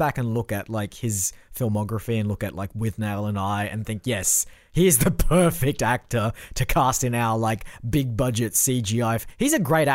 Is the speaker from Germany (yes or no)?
no; Australia; now in United States; In our home country of Australia